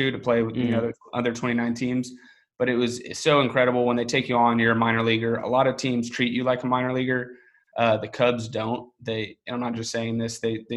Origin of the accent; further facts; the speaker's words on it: Houston, Texas, United States; I grew up in Houston, Texas.